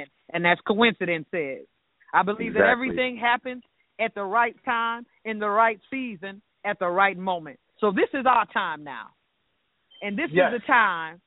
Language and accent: English; Hempstead, New York, United States; moved away as an adult; now in US South; I grew up in the streets of New York